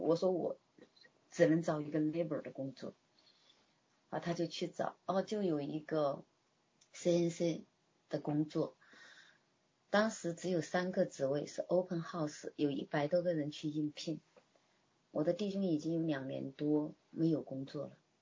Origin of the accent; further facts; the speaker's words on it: China; moved away as an adult; now in Canada; 我一个中国人